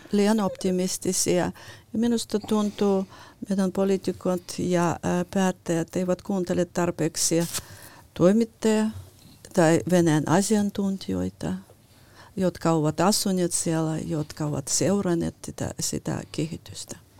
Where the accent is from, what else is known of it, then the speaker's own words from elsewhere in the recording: Lithuania; now in Finland; olen syntynyt äh, äh, Neuvostoliitossa, joka oli niin. Liettuan tasavalta